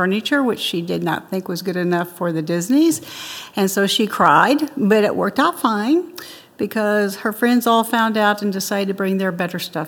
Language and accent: English; Marceline, Missouri, United States; growing up in Marceline, it really was enchanting